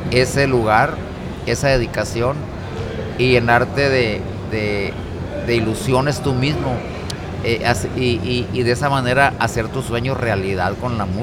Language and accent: Spanish; Rosamorada, Nayarit, Mexico; porque gente que venimos de un rancho como es mi pueblo Rosa Morada, pues a veces ni nos imaginamos eh, hasta dónde puede llegar nuestro mensaje